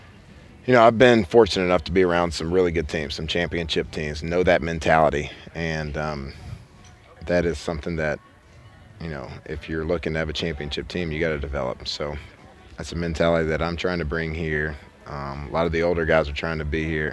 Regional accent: Texas, United States; moved away; I grew up in Texas

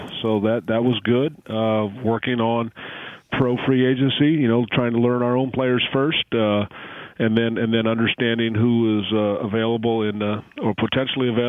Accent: Hayward, California, United States; I grew up in Hayward, which is about 10 minutes from Oakland

